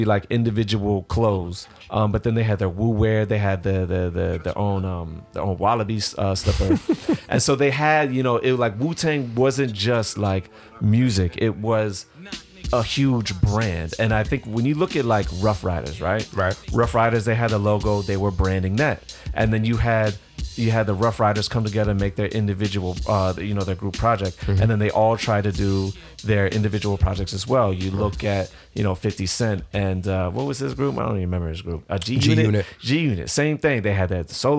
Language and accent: English; Virginia, United States; I'm from Virginia